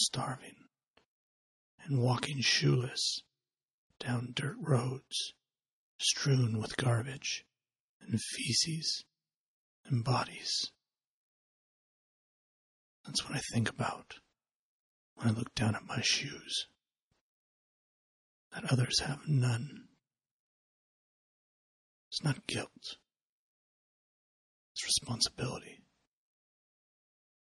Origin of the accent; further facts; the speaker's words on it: United States; as an American